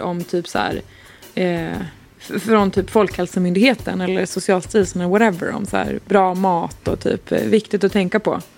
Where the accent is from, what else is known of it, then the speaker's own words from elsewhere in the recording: Svealand, Sweden; vi är uppvuxna då i Svealand, underbara Svealand